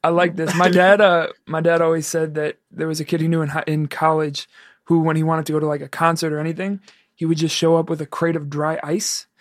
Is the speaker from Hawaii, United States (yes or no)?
no; New York, United States; moved away; I'm from New York and I go back